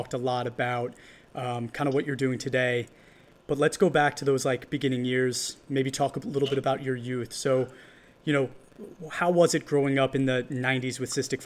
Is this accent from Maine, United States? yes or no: no; Hopewell Junction, New York, United States; We grew up together in Hopewell Junction, New York